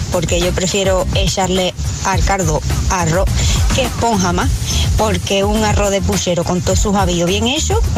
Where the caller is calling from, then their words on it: Jerez de la Frontera, Andalusia, Spain; Hola chicas … de Jerez.